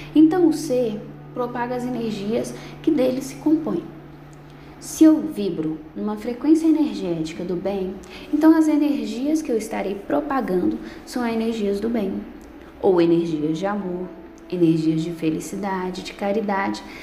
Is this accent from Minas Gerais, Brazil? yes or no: yes; Bocaiúva, Minas Gerais, Brazil; Sou da cidade de Bocaiúva, Minas Gerais.